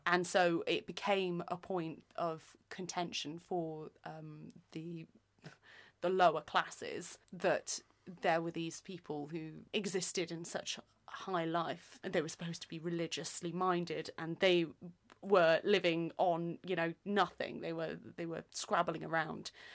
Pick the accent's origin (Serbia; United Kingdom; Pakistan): United Kingdom; Nottingham, East Midlands; we are both from Nottingham